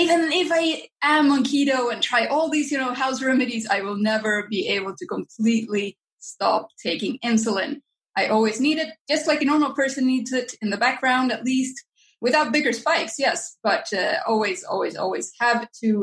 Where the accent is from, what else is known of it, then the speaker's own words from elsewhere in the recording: Finland; I grew up in Finland